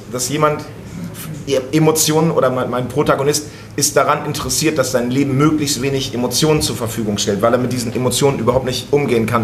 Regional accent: Berlin, Germany; das ist das, wo ich als Berliner drüber nachdenke.

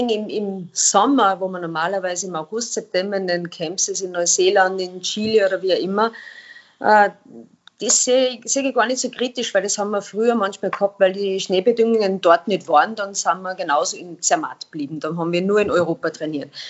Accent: Austria; weil als Österreicher oder beim ÖSV gilt gibt es natürlich schon einen extrem hohen Anspruch

